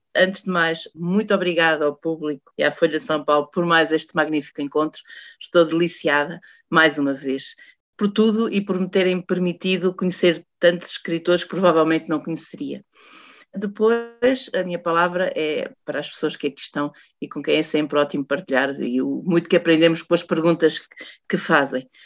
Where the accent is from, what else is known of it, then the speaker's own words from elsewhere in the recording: Portugal; Sendo portuguesa